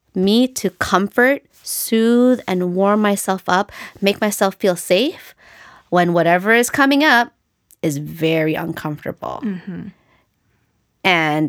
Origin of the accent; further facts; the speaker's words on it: Philippines; And then other things related to being Filipino and the fact that we were colonized by the Spanish is there is a lot of white supremacy in our culture.